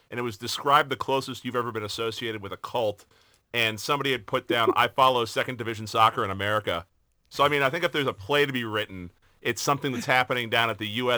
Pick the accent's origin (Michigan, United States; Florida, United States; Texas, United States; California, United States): Florida, United States; Tampa; moved away; I'm from Tampa originally